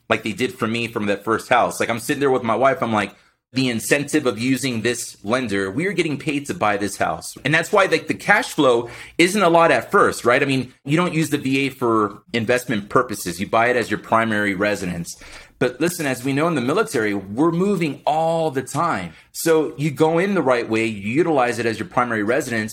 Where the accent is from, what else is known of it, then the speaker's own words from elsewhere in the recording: Miami, Florida, United States; born and raised in Miami, Florida, blue collar family